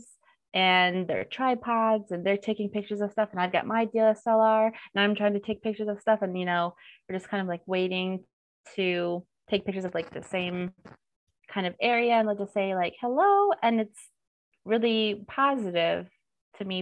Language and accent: English; United States; moved away as an adult; now in South Korea; I'm white, I'm American, I'm a woman